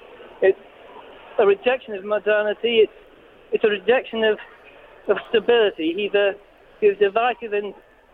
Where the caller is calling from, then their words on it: London, United Kingdom; No, I'm calling from Brixton Market.